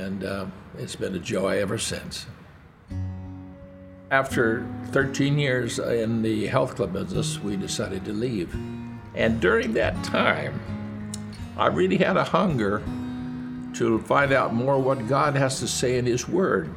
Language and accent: English; Eugene, Oregon, United States; also born or lived in South Bend, Washington; I was 11 years old when we moved to Eugene, Oregon, where we spent our lives until I went off to the war